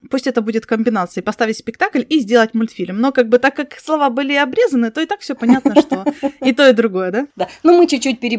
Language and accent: Russian; Crimea, Ukraine; Вы заинтриговали, потому что я из Крыма, и я теперь хочу знать, что это за город.